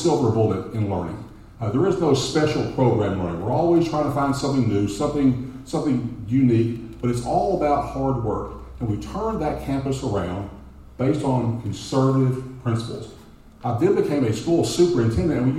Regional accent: Dallas, Texas, United States; born and raised in Oak Cliff, from a blue-collar family

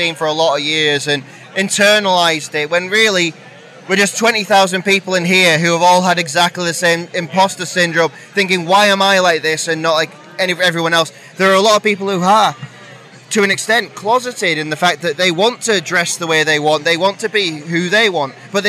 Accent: North West England, United Kingdom; I'm from the Northwest, so Bake Up isn't too far away from us.

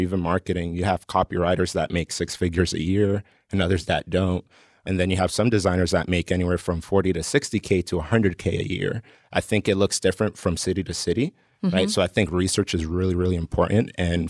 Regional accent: Colombia; I'm from Colombia, but I had classmates that wanted like mix CDs, like burned for them.

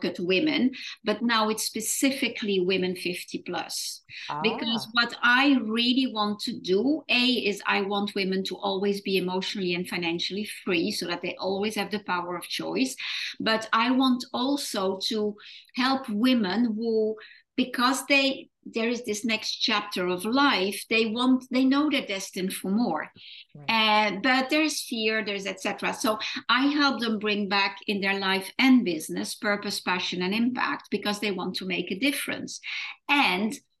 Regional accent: France; moved away as an adult; also born or lived in Netherlands / London; when I was 18, I moved from France to the Netherlands, where my roots are.

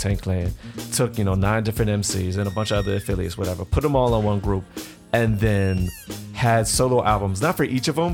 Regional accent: Virginia, United States; I'm from Virginia

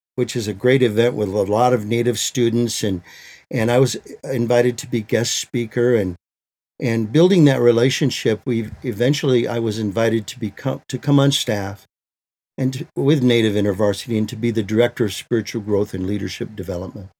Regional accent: Michigan, United States; now in Maricopa, United States; I grew up in Michigan, uh, in the land of the Anishinabeg, we say

